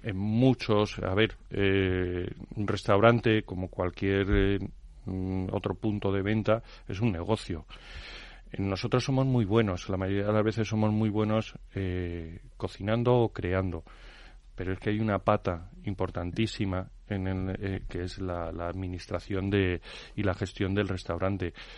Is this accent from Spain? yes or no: yes; Madrid, Community of Madrid, Spain; Madrid hemos sido muy castizos durante muchos años